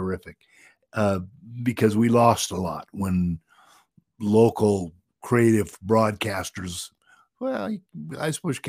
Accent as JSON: {"language": "English", "region": "Minnesota", "country": "United States", "tie": "born or raised there", "also_born_or_lived": "Los Angeles", "moved": "yes", "said": "where I grew up in Minnesota"}